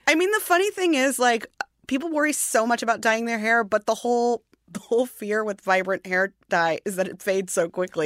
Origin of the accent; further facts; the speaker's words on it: St. Louis, Missouri, United States; I'm from Saint Louis